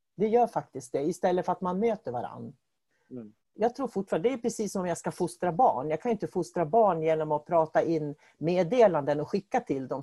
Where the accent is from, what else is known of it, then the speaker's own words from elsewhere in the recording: Norrbotten County, Sweden; vi är ju båda från Norrland och jag kommer ju från Norrbotten också